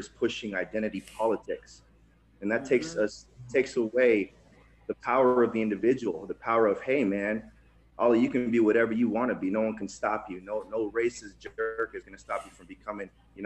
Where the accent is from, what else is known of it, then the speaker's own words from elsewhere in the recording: Tijuana, Baja California, Mexico; also born or lived in Nevada; now in United States; I'm actually a first-generation immigrant. I was born in Tijuana, Mexico.